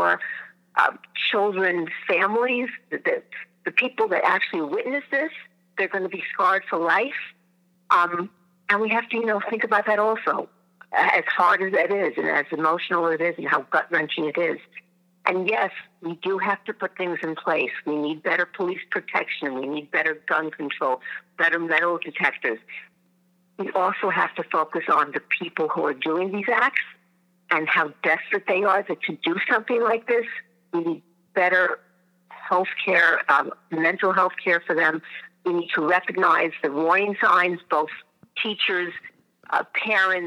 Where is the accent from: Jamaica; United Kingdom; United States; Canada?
United States; Hewlett, New York; I am from Hewlett, New York, the Five Towns